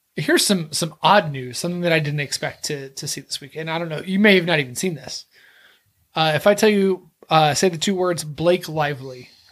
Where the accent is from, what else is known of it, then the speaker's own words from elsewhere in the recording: Texas, United States; I'm from Texas.